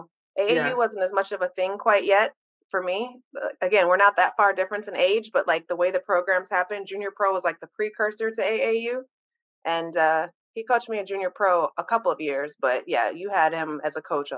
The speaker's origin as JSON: {"language": "English", "region": "Michigan", "country": "United States", "tie": "born or raised there"}